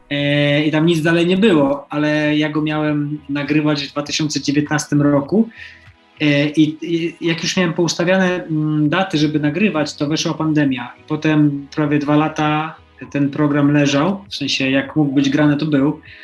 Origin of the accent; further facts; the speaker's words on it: Poland; also born or lived in United States; się urodziłem w Polsce